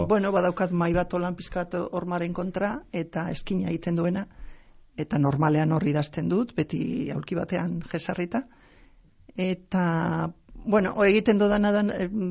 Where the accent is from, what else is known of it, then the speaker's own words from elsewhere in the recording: Basauri, Basque Country, Spain; also born or lived in Pedrosa, Burgos, Spain; gero jetorri ginen Euskal Herrira bi urte erdirekin eta orduan gero ni hemen finkatu naiz